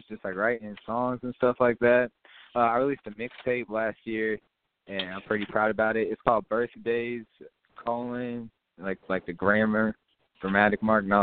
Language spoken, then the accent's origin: English; North Carolina, United States; I was born in North Carolina